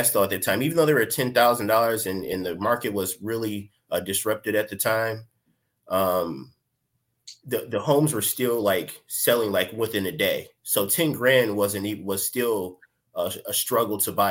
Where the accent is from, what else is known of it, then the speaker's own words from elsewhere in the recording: Pontiac, Michigan, United States; also born or lived in Detroit, Michigan; I'm from Pontiac, Michigan. I've been staying in Michigan for my entire life